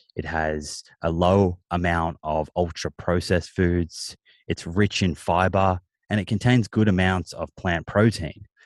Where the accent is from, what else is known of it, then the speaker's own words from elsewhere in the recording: Melbourne, Victoria, Australia; I grew up in Melbourne